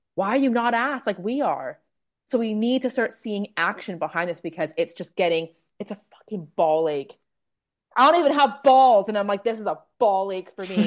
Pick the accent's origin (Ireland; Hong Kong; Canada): Canada; Toronto, Ontario; moved away; also born or lived in Manchester; we're both Canadians. Um, we're both from Toronto, but we actually met in Manchester